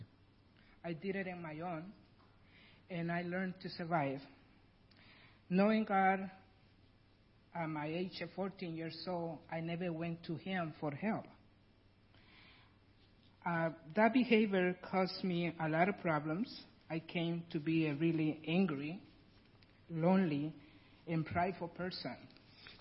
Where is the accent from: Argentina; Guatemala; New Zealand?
Guatemala; English is a second language; moved away as an adult; now in United States; I'm original from Guatemala, and that's why I have a really heavy accent